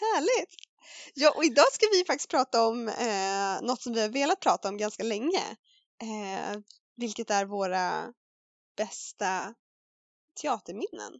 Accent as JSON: {"language": "Swedish", "town": "Värmdö", "region": "Stockholm County", "country": "Sweden", "tie": "born or raised there", "said": "barnteater lokalt sådär på Värmdö där jag växte upp"}